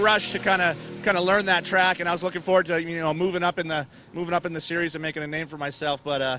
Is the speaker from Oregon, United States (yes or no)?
no; Massachusetts, United States; now in California, United States; actually I grew up here in Massachusetts, and I moved out to California in 99.